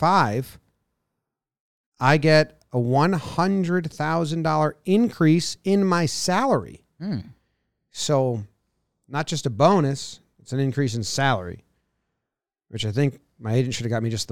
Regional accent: Slippery Rock, Pennsylvania, United States; Oh, man, it was good. I grew up in Slippery Rock.

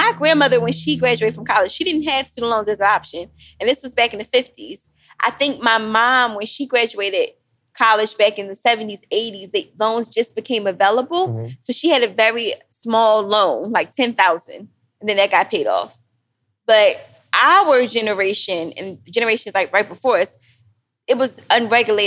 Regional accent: Philadelphia, Pennsylvania, United States; I'm still from Philly

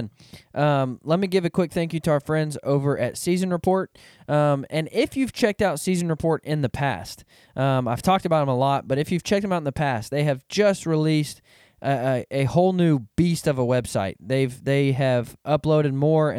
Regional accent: Arkansas, United States; I'm from Arkansas, so I'm a Razorback fan

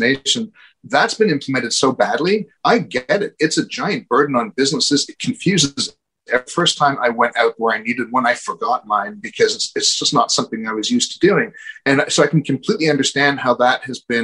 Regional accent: Canada; as a Canadian

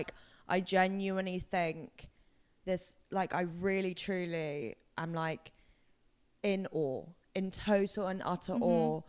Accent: England, United Kingdom; I am an English princess who's had everything.

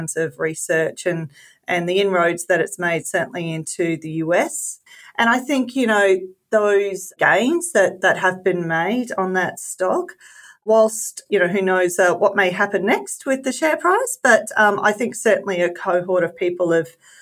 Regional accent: Queensland, Australia

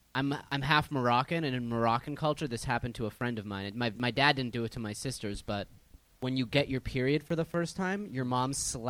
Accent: West Coast, United States; I grew up on the West Coast

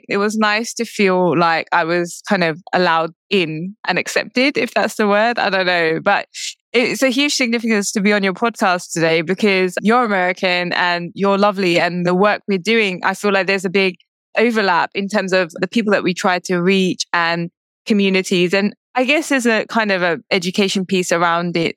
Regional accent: United Kingdom; I'm British. I was born in the UK, but I'm also Indian

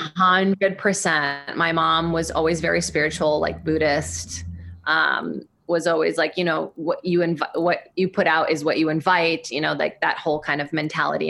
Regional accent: São Paulo, Brazil; moved away; I grew up in Brazil, in São Paulo

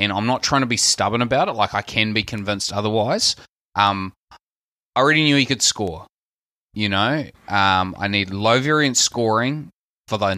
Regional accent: New Zealand; accent: Kiwi; My Kiwi accent, I'm so Kiwi

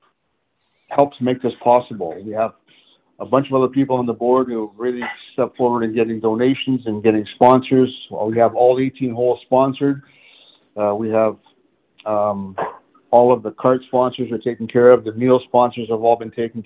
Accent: Montreal, Quebec, Canada; now in London, Canada; I'm originally from Montreal

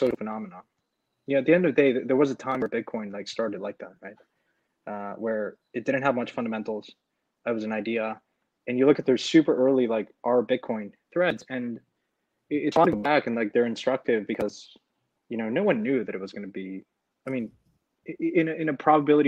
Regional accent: Mexico; moved away; I'm originally from Mexico, so I came down here to spend a little bit of time with friends and family

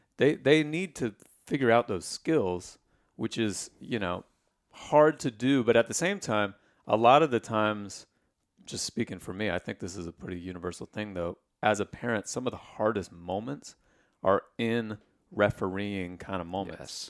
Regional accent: Indiana, United States; I grew up in Indiana

